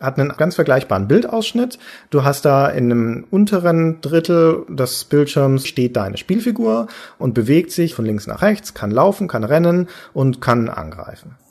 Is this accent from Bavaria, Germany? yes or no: yes; Nuremberg, Bavaria, Germany; In Nürnberg zum Beispiel, meiner Heimatstadt